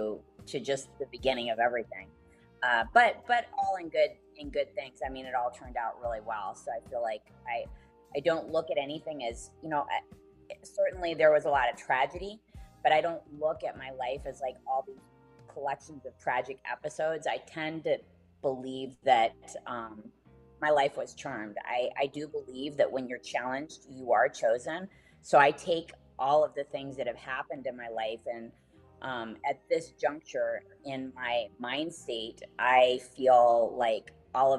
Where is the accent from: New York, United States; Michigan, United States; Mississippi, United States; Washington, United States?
Michigan, United States; Detroit; also born or lived in Phoenix; I was designed in Phoenix and manufactured in Detroit